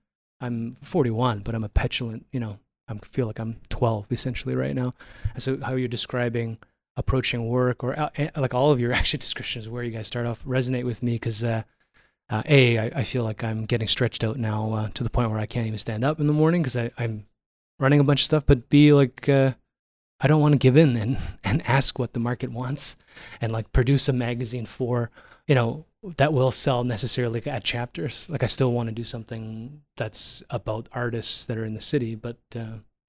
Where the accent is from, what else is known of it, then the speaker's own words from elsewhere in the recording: Toronto, Ontario, Canada; now in Calgary, Canada; I'm from Toronto